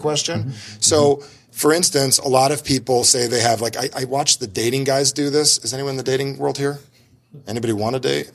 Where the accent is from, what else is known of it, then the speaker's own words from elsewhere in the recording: New Jersey, United States; I'm from New Jersey